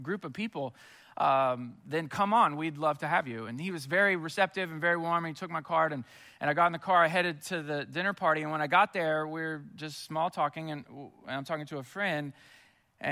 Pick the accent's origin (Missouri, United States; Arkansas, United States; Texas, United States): Missouri, United States; now in Houston, United States; I'm from Missouri, too